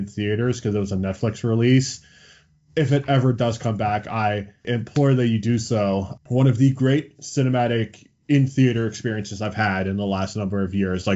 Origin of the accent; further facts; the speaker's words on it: Johannesburg, Gauteng, South Africa; moved away; I was born in Johannesburg, South Africa. So this is way back in the day when I was back in South Africa.